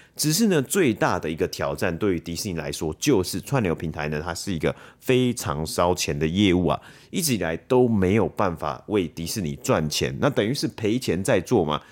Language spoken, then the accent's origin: Chinese; Taiwan; 我们台湾人